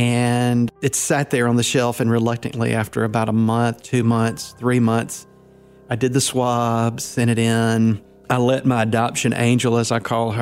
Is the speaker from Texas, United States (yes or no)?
no; North Mississippi, United States; also born or lived in Louisiana; I'm a minister from North Mississippi, and I was born in Louisiana in 1968.